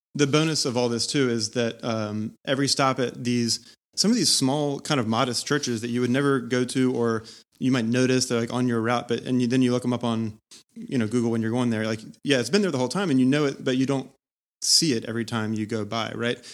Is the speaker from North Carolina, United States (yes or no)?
yes; Charlotte, North Carolina, United States; moved away; I'm from Charlotte